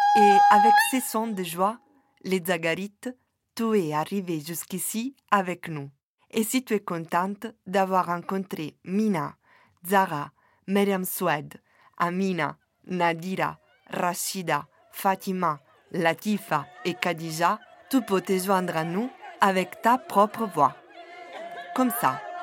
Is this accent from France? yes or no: no; Southern Italy, Italy; French is a second language; also born or lived in Naples; now in Brussels, Belgium; Je suis originaire du sud de l'Italie.